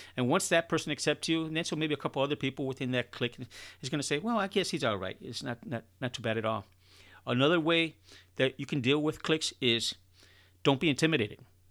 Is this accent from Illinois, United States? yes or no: yes; Chicago, Illinois, United States; now in Texas, United States; I'm originally from Chicago